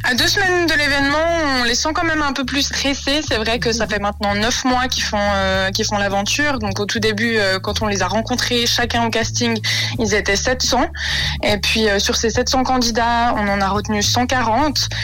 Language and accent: French; Vaud, Switzerland; je viens du canton de Vaud